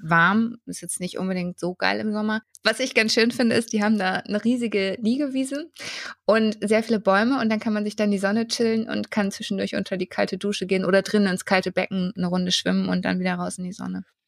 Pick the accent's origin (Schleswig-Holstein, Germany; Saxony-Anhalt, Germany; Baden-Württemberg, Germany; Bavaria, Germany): Bavaria, Germany; Würzburg; ich bin ja ursprünglich äh, in der Sanderau aufgewachsen